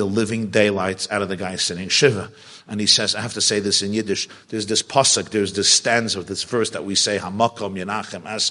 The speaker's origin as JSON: {"language": "English", "town": "New York City", "region": "New York", "country": "United States", "tie": "born or raised there", "said": "I grew up in the Crown Heights section of Brooklyn"}